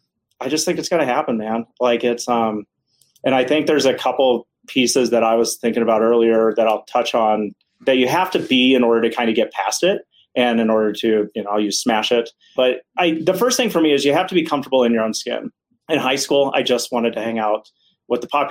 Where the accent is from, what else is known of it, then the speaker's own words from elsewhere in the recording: Ohio, United States; I grew up in Ohio